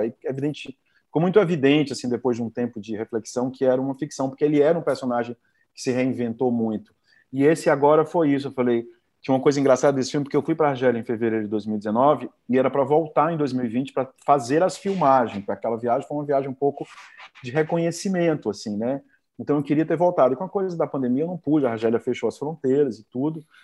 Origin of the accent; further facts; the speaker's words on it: Fortaleza, Ceará, Brazil; Eu fui criado no, em Fortaleza